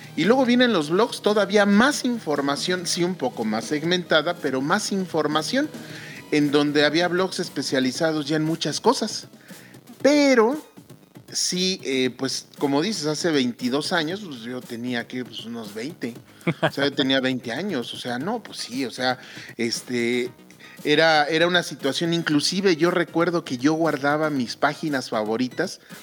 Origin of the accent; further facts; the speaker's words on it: Mexico; aquí en mi país, en México